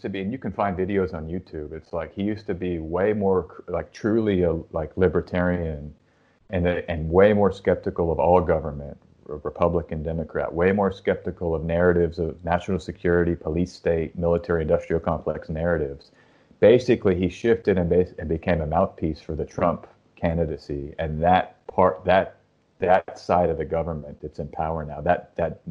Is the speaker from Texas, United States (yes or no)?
yes; Austin, Texas, United States; I'm from Austin